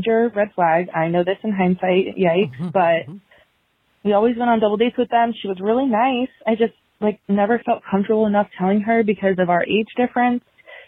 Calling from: Virginia, United States; Hi, Naomi and Angie. … I'm 24 from Virginia

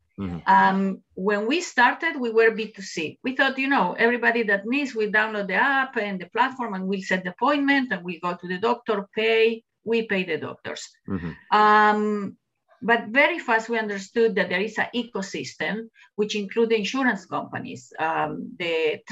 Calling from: Jerusalem District, Israel; Yes, I'm sitting in the Jerusalem hills, actually, where office is in the cultural environment, the settlement in the Jerusalem hills.

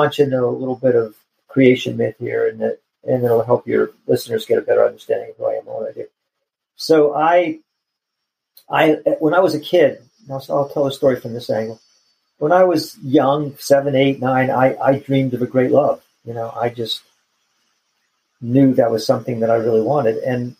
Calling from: Chapel Hill, North Carolina, United States; I am in Chapel Hill, North Carolina.

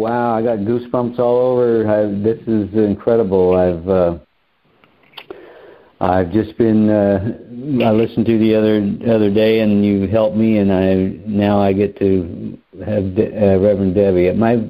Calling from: Lake Havasu City, Arizona, United States; I'm calling from Lake Havasu City, Arizona.

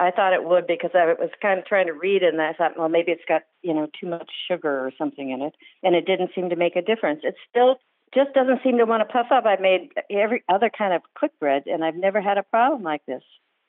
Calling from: Minneapolis, Minnesota, United States

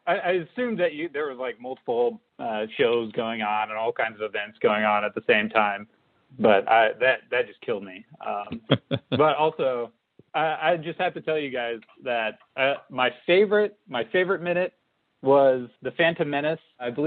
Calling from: Kansas City, United States; I'm in Kansas City.

